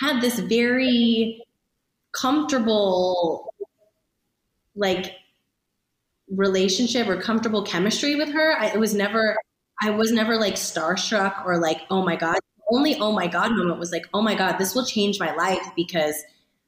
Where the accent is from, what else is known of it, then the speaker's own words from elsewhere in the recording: Ohio, United States; moved away; also born or lived in Los Angeles; as a kid growing up in Ohio